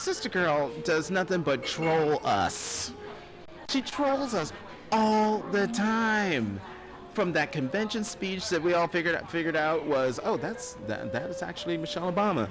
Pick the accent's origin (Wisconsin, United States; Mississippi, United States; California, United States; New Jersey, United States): New Jersey, United States; Newark; also born or lived in North Plainfield, New Jersey / Hazlet, New Jersey; I grew up in Newark until I was 10. Then we moved to North Plainfield.